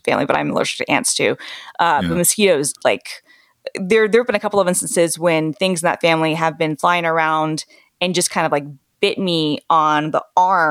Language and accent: English; Atlanta, Georgia, United States; moved away; I grew up in Atlanta